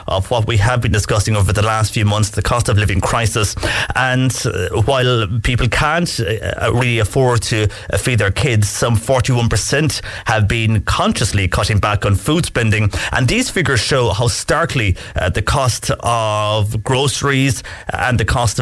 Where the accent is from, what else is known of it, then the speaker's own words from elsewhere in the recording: West Cork, Munster, Ireland; I'm from West Cork